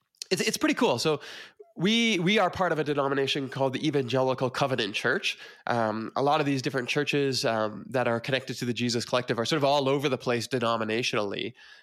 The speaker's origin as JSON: {"language": "English", "town": "Peterborough", "region": "Ontario", "country": "Canada", "tie": "born or raised there", "also_born_or_lived": "Toronto / Scarborough", "moved": "as an adult", "lives_now": "Calgary, Canada", "said": "Yeah, so I'm originally from Toronto. I grew up in Peterborough, Ontario, and in Scarborough, and lived in those areas. But then in 2004, I moved out to Calgary."}